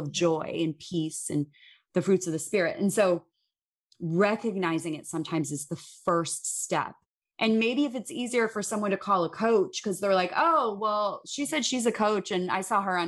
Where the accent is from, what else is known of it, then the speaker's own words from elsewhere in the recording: Chicago, Illinois, United States; grew up in Chicago. I grew up in the Midwest